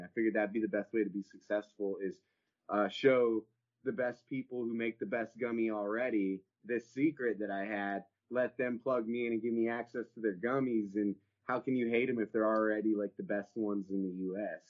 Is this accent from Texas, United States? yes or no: yes; Horseshoe Bay, Texas, United States; I'm from Horseshoe Bay.